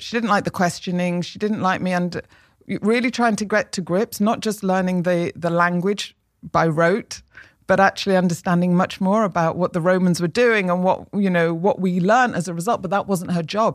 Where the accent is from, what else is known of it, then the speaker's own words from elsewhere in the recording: Manchester, North West England, United Kingdom; I grew up in Manchester